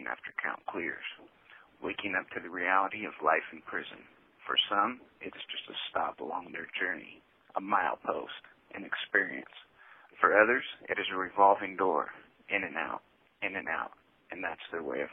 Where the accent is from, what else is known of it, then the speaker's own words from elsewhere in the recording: Longview, Washington, United States; Longview, Washington, my hometown